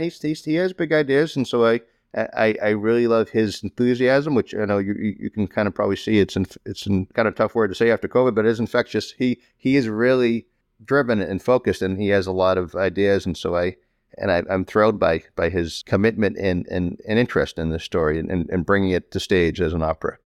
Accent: Malden, Massachusetts, United States; Growing up in Malden

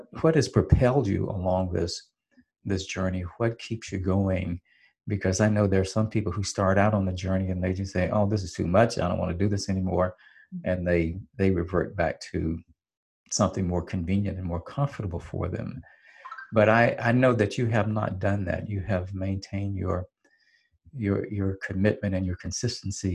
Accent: Hattiesburg, Mississippi, United States; I was born and raised in Hattiesburg, Mississippi

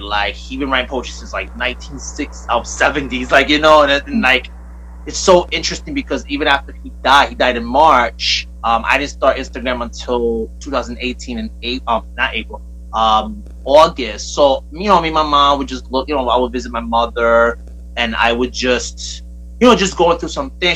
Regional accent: New York City, New York, United States; now in Bayonne, United States; I'm from Brooklyn

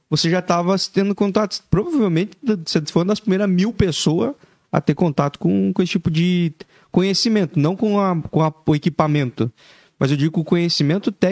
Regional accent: Joinville, Santa Catarina, Brazil; Sou, sou de Joinville.

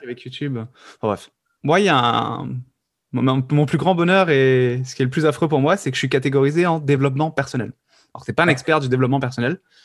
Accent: the South, southern France, France; je viens du Sud

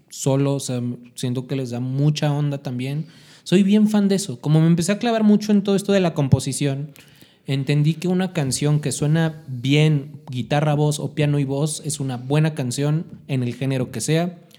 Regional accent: Mexico City, Mexico; De, oye, es que vengo de la Ciudad de México y escribí esta canción que acaba de salir

